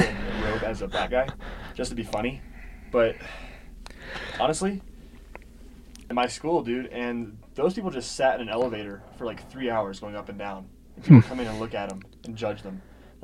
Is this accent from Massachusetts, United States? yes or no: no; South Carolina, United States; I'm from South Carolina